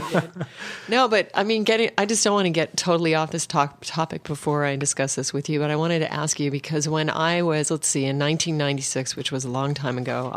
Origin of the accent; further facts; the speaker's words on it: Alaska, United States; moved away; I come from Alaska, so my dad was a hunter. So I grew up in a very sort of extreme environment for a yogi